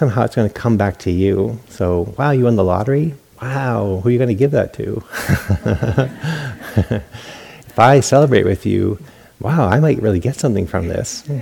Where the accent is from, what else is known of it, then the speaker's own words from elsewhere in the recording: New England, United States; now in California, United States; Growing up in New England, because of those bitter winters and that Yankee mentality, good news was shared